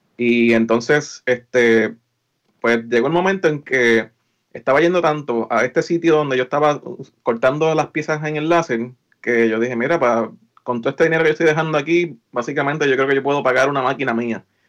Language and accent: Spanish; Lares, Puerto Rico; moved away as an adult; also born or lived in San Juan, Puerto Rico; now in Maryland, United States; yo soy natural de Lares, eh, estudié en Lares, en la, en la high